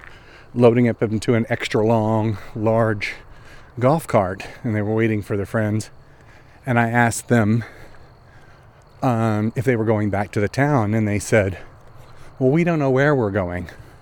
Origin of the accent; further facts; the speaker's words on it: Oklahoma, United States; born there; also born or lived in Texas; well, I wasn't born there. I was born in Oklahoma.